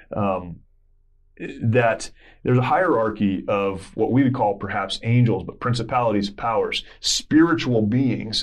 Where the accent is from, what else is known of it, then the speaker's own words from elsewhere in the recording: United States; we grew up in America